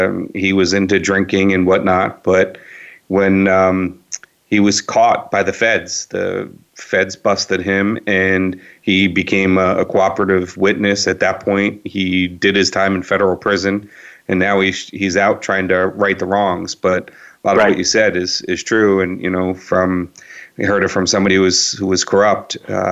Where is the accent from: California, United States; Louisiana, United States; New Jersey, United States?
New Jersey, United States; Northern; I'm originally from Northern Jersey and spent a lot of time in New York and New York City.